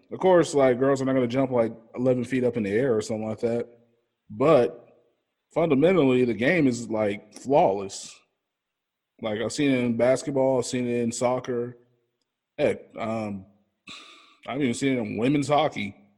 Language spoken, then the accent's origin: English; Kansas City, Missouri, United States; I'm from Kansas City